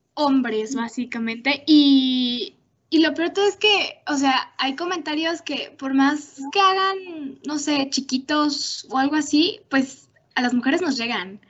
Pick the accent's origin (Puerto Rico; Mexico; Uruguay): Mexico; como mexicanas